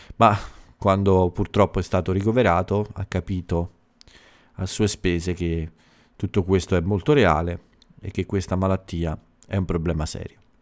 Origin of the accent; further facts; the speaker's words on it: Italy; dal mio paese